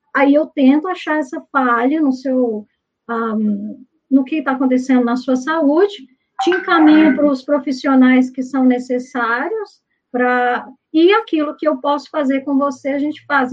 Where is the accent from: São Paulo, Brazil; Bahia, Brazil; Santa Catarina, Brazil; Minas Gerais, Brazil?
Minas Gerais, Brazil; eu sou mineira